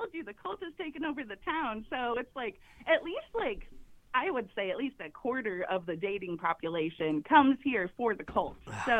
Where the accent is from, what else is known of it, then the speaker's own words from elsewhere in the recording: California, United States; moved away as an adult; also born or lived in Kansas; When I lived in Kansas, I lived out there for 6 years. People would be like, "Oh, you're from that town in California.